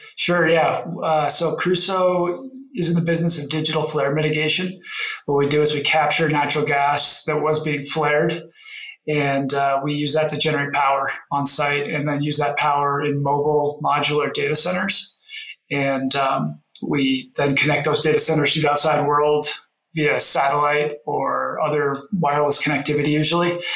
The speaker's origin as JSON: {"language": "English", "town": "Denver", "region": "Colorado", "country": "United States", "tie": "born or raised there", "said": "I grew up in Denver here in an oil and gas family background"}